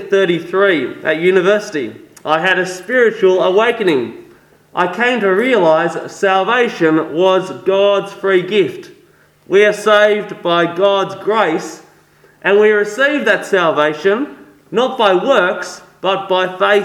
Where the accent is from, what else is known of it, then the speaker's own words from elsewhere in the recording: France; English is a second language; Yes, I am French. I was born in regional France, raised in a Catholic home.